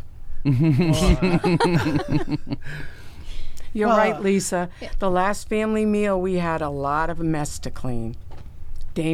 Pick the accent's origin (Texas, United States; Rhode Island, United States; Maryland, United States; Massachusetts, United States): Massachusetts, United States; Mendon; now in Florida, United States; I'm from Boston. Well, New England, a little small town called Mendon.